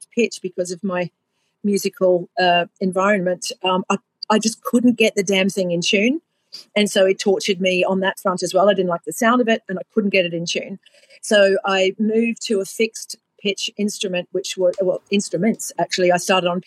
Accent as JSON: {"language": "English", "town": "Sydney", "region": "New South Wales", "country": "Australia", "tie": "born or raised there", "said": "So I grew up in Australia. I was born in Sydney, and I grew up in a very musical home"}